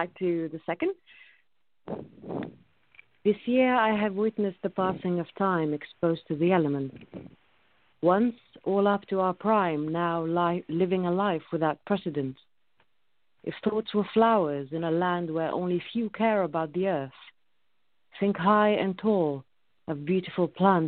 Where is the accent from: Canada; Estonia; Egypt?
Egypt; moved away; I was born and raised in Egypt